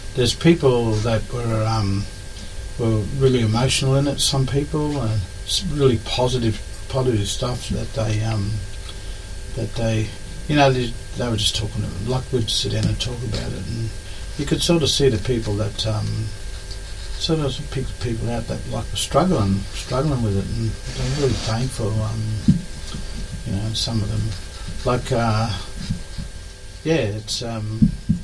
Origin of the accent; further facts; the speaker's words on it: Katherine region, Northern Territory, Australia; also born or lived in Penrith, New South Wales / Darwin / Yirrkala; I come from the Katherine region